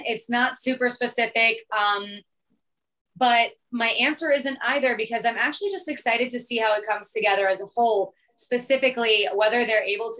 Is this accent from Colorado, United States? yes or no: yes; Denver, Colorado, United States; also born or lived in Detroit, Michigan (parents' origin); now in Orlando, United States; So I actually was not born in Detroit. I was born in Denver, Colorado, but my mom was pregnant with me when they left Detroit. My parents were both born and raised there.